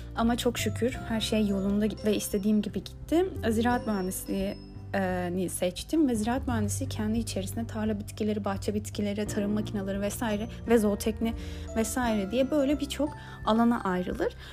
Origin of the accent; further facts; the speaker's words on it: Istanbul, Turkey; Ben İstanbul'da doğdum büyüdüm.